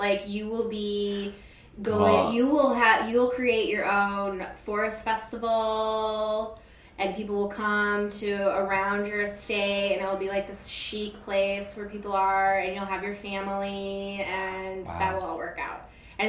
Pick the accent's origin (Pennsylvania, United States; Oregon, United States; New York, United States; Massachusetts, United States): New York, United States; I'm a New Yorker.